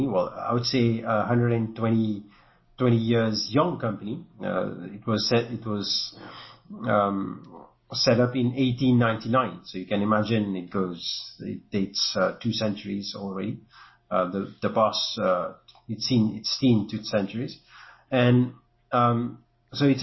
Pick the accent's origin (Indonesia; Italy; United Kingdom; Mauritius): Mauritius; accent: a bit French; I'm from Mauritius, and that's my country where I come from this part of the world.